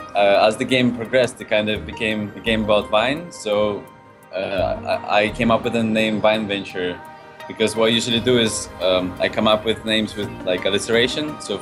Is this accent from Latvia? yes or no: yes; Latvia; now in London, United Kingdom; Like, I'm from Latvia.